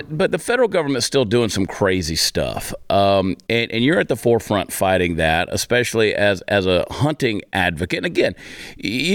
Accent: Georgia, United States; I grew up in Georgia

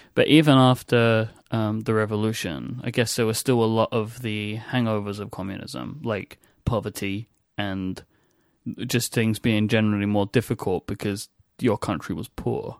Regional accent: England, United Kingdom; accent: English; an English accent like mine

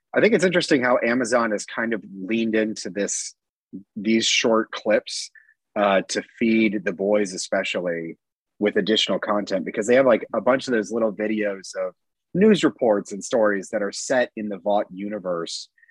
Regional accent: Georgia, United States; I'm from Georgia

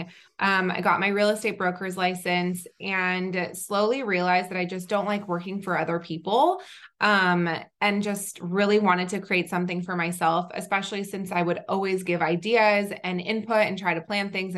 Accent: Southern California, United States; also born or lived in Israel / North Carolina; I am originally from Israel. I grew up mostly in Southern California

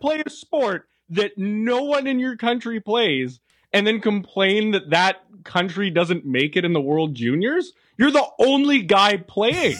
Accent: Canada; as a Canadian

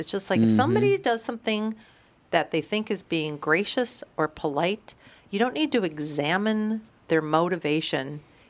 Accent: United States; as an American woman

